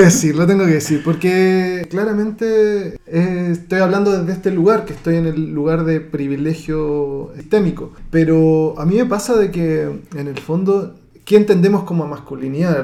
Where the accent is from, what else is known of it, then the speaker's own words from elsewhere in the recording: Santiago, Santiago Metropolitan Region, Chile; now in Spain; llegamos de todas las comunas de Santiago, o sea, yo no tenía, por ejemplo, en mi curso no tenía nadie que viviera en mi comuna